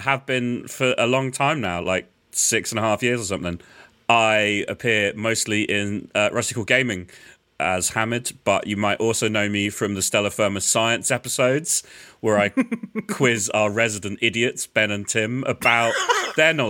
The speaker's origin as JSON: {"language": "English", "region": "London", "country": "United Kingdom", "said": "as another Londoner"}